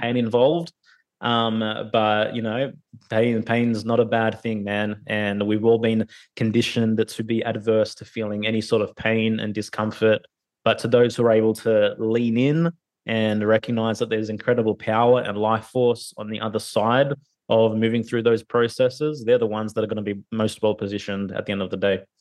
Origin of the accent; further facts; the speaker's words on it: Sydney, New South Wales, Australia; I was born in Sydney, Australia